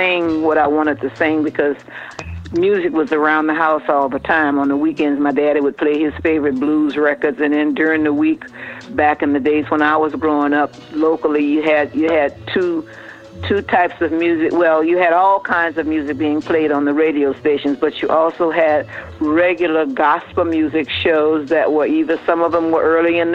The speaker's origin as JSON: {"language": "English", "region": "the South", "country": "United States", "tie": "born or raised there", "said": "I was born right here in the United States"}